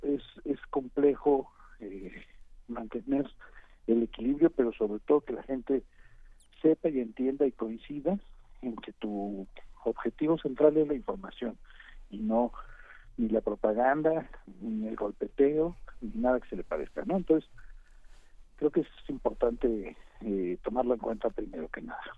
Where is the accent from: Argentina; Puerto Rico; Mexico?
Mexico; Arcelia, Guerrero; mi pueblo, mi pueblo se llama Arcelia y está en Guerrero